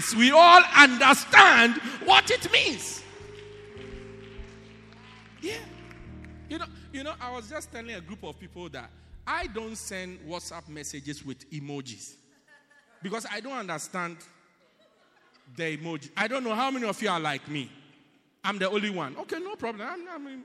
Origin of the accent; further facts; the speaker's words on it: Ghana; now in South Africa; I'm from Ghana